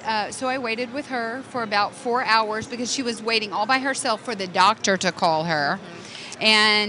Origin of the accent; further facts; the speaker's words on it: Texas, United States; also born or lived in Houston; We are Texas girls.